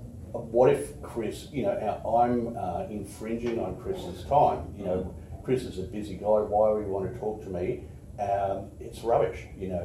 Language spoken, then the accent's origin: English; Canada; born there; As I said earlier, I was born in Canada, right?